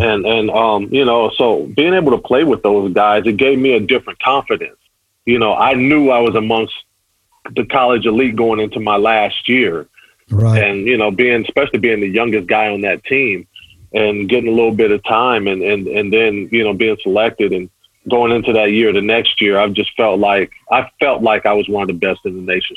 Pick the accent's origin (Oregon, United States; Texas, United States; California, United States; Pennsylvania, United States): California, United States; Pasadena; growing up in Pasadena